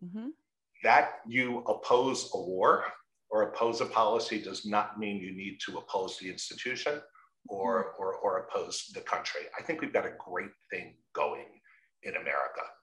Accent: Teaneck, New Jersey, United States; I grew up in Teaneck, New Jersey

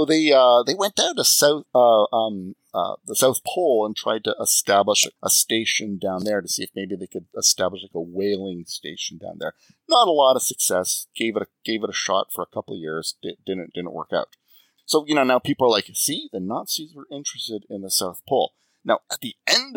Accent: Canada; I'm Canadian

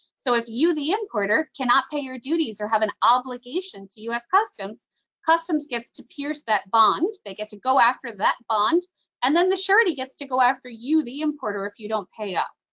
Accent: Miami Beach, Florida, United States; I grew up on South Beach where my balcony overlooked the port

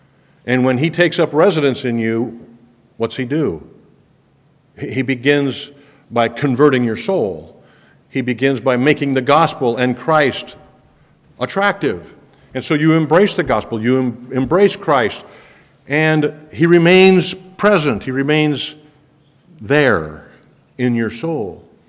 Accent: Ecuador; Most of you know I grew up in Ecuador, South America, as a missionary kid.

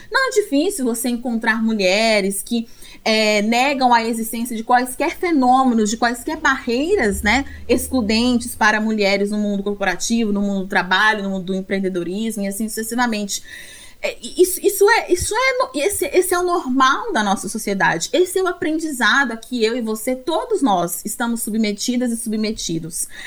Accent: Brazil; como brasileiros e brasileiras

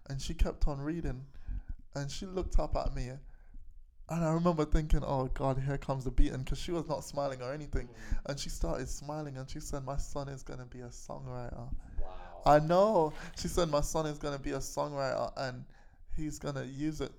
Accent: Kilburn, London, United Kingdom; It was Kilburn. We were growing up around Kilburn

